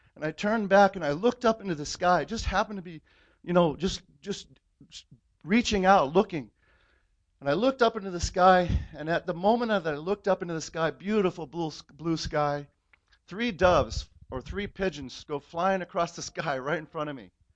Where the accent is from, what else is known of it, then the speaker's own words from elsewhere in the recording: California, United States; I grew up in in California in the '60s